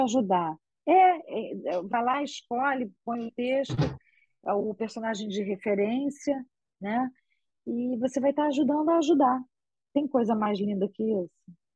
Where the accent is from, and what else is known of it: Rio de Janeiro, Brazil; accent: carioca